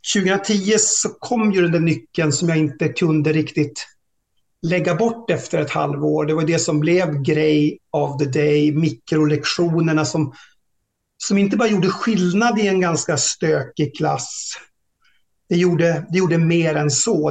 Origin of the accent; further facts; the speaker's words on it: Tärnaby, Västerbotten County, Sweden; also born or lived in Norra Fjällnäs / Lycksele / Storuman / Umeå; det var en jättebra uppväxt och jag, jag är hemma i Tärnaby rätt så ofta